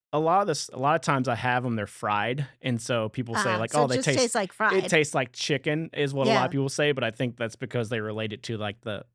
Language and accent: English; Louisiana, United States; You know, I always talk about Louisiana in the way of I love to visit Louisiana, and I'm proud of where I come from.